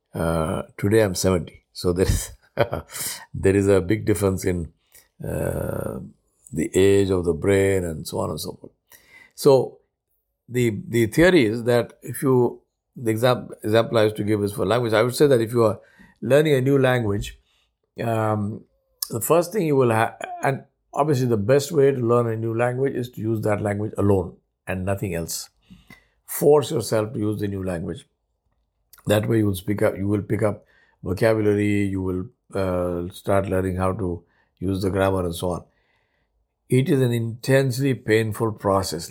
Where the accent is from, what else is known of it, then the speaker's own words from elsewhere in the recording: India; first language Urdu; English is a second language; moved away as an adult; also born or lived in Guyana; I'm from India.